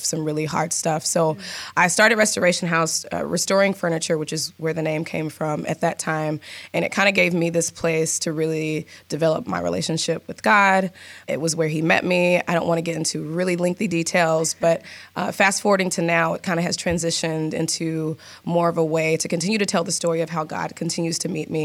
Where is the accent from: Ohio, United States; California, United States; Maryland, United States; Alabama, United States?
Alabama, United States; now in Seattle, United States; I'm originally from Alabama.